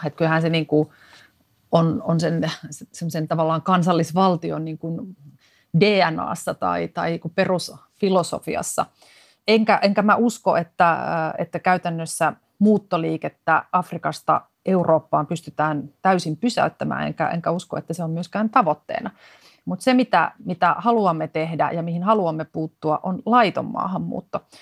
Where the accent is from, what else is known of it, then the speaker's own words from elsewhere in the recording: Finland; tulen Suomesta